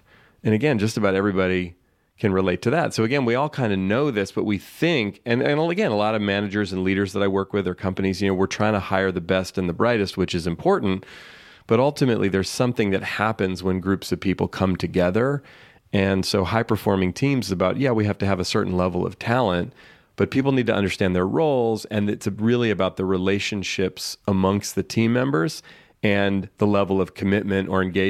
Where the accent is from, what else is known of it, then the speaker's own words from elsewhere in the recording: San Francisco, California, United States; I grew up in here in the San Francisco Bay Area, where I still live, and played baseball all as a kid.